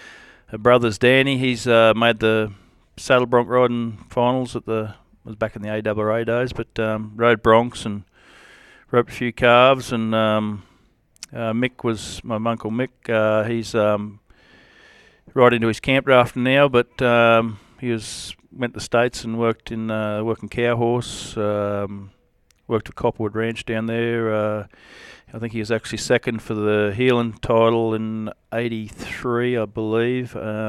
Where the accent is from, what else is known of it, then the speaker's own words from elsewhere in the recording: Alice Springs, Northern Territory, Australia; born there; I was born in Alice Springs, 1974. I was 45 the other day.